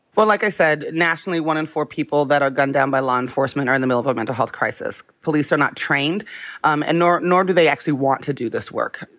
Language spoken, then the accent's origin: English; Las Vegas, Nevada, United States; I was born in Las Vegas